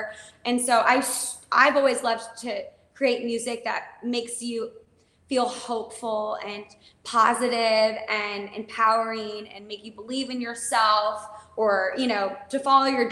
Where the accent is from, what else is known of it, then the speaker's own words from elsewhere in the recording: Winnetka, Illinois, United States; I'm from Winnetka, Illinois. It's a suburb outside of Chicago